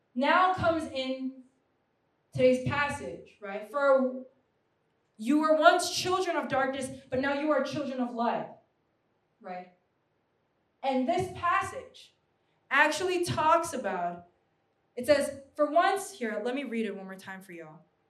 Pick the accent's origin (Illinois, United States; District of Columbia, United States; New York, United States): New York, United States; I'm a New Yorker.